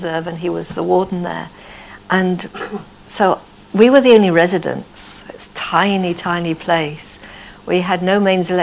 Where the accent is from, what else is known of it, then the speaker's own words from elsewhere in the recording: North Devon, South West England, United Kingdom; moved away as an adult; also born or lived in Fair Isle, Shetland; I come from North Devon